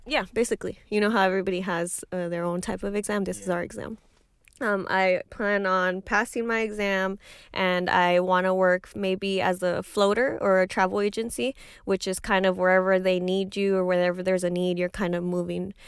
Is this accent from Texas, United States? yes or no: yes; Highlands, Texas, United States; I come from Highlands and, and nobody has the money